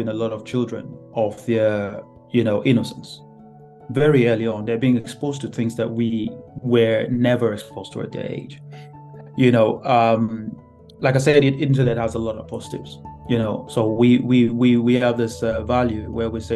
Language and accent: English; Nigeria; moved away as an adult; now in United Kingdom; I came from Nigeria, my home country, to live in the UK.